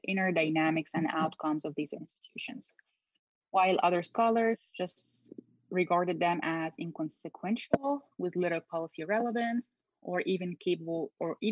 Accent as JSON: {"language": "English", "country": "Egypt", "tie": "born or raised there", "also_born_or_lived": "Cairo, Egypt / Kuwait / Madison, United States", "moved": "as an adult", "lives_now": "United States", "said": "So I was born in Cairo, but I was raised in Kuwait. My parents left Egypt after the 1967 war with Israel, like many Egyptians who left Egypt after the war, we call it Nakba, which is like a disaster. So, but we returned back to Egypt when I was still a child, and I continued to live in the Middle East until early 2000s"}